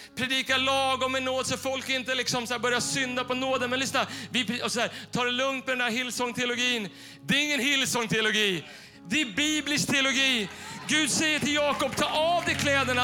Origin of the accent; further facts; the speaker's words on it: Bollnäs, Gävleborg County, Sweden; moved away; vi satt hemma i Bollnäs hos mina föräldrar